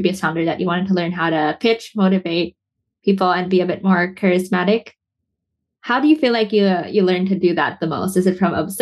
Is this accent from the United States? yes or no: no; Philippines; I'm Filipino myself